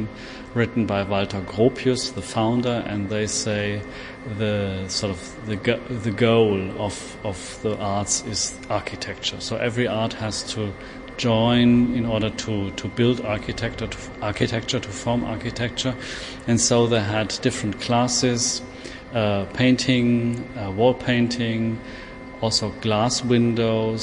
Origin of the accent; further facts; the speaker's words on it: Germany; I'm from Germany